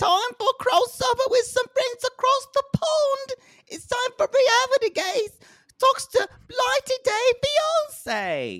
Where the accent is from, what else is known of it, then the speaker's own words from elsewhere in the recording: United States; I say that as an American.